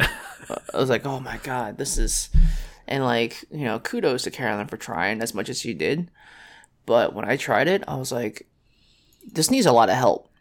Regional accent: New York City, New York, United States; we're from New York City

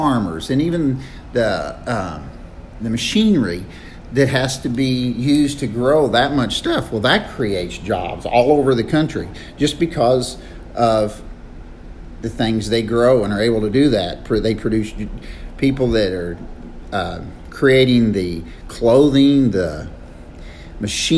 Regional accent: Missouri, United States; moved away; where I grew up in Missouri. I grew up on a family farm

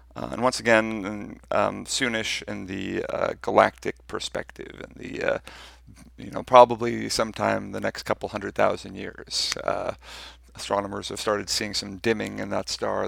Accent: United States; I'm, I'm American

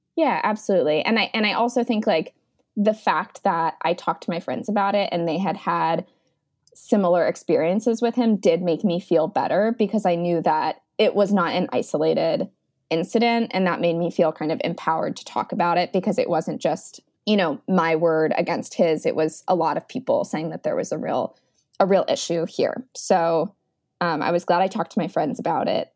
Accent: Beaverton, Oregon, United States; now in New York City, United States; I am living in New York City, but I'm originally from Beaverton, Oregon

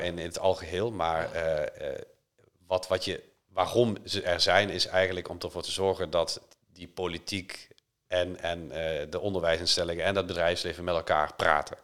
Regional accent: Limburg, Netherlands; moved away; ik ben voorzitter van het Limburgs Museum, de provincie waar ik oorspronkelijk vandaan kom.

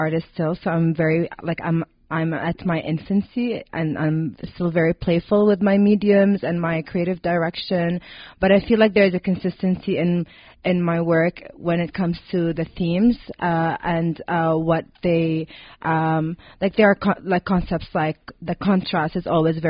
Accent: Lebanon; also born or lived in Riyadh, Saudi Arabia; So I was born in Riyadh, Saudi Arabia. My parents are both from there. And then my parents decided to move the whole family to Lebanon when I was around 8 or 9.

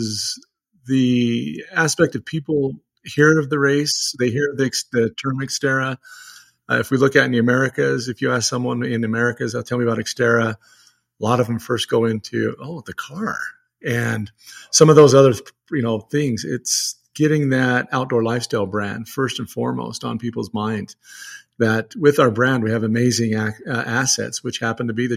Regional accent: Utah, United States; we're both from Utah.

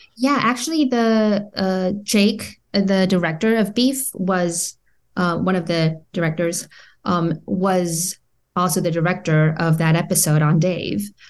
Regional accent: South Korea; moved away as an adult; now in Orange County, United States; I was born and raised in Korea all my life until two thousand twelve

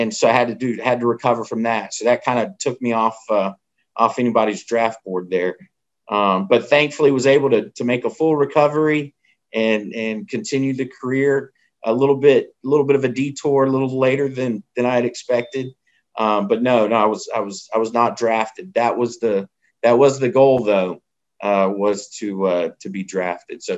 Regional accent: Fayetteville, North Carolina, United States; I'm from Fayetteville.

